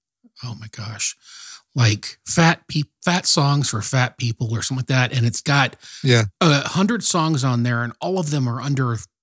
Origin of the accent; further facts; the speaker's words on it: United States; I'm just a dumb American